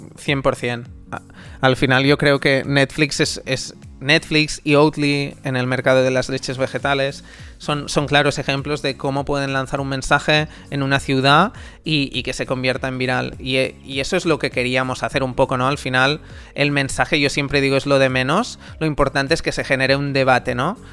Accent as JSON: {"language": "Spanish", "town": "Amer", "region": "Catalonia", "country": "Spain", "tie": "born or raised there", "said": "en mi pueblo Amer, en Girona"}